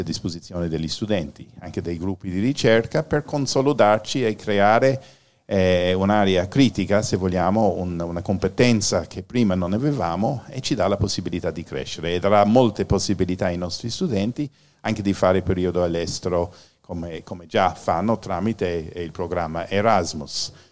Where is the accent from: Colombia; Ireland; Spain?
Ireland; Italian is a second language; now in Italy; sono irlandese e questa è la mia pronuncia.